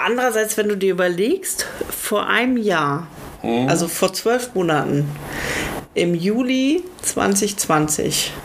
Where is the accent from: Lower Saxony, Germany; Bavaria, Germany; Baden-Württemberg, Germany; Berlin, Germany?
Lower Saxony, Germany; ich bin ja äh, in Niedersachsen zur Schule gegangen